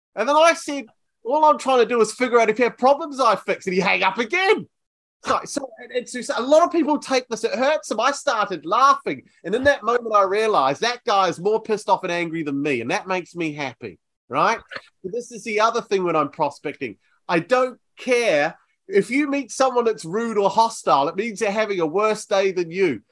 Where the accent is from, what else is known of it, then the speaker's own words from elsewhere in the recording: New Zealand; now in Bournemouth, United Kingdom; I'm from New Zealand originally